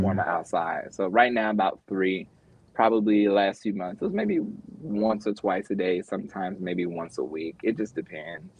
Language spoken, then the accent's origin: English; Memphis, Tennessee, United States; also born or lived in Mississippi; I'm from the South, so it's a very different threshold from Memphis by way of Mississippi